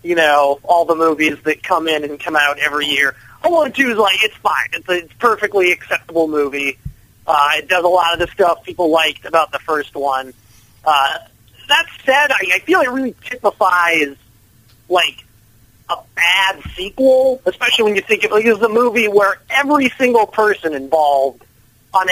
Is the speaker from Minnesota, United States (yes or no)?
yes; a suburb of Minneapolis, Minnesota, United States; I grew up in Minnesota, in a suburb of Minneapolis